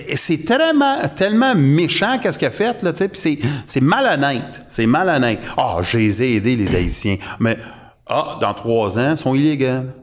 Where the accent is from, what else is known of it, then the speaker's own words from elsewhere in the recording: Canada; on est canadien